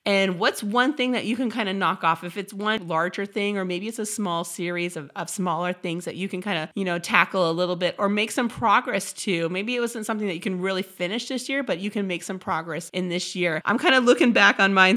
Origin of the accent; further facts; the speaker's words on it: Midwest, United States; now in San Diego, United States; I'm from the Midwest